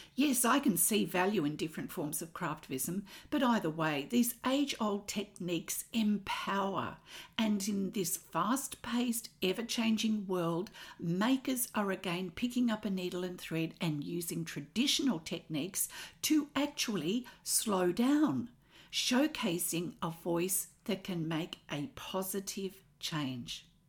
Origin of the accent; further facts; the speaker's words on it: Australia; I'm an Australian textile artist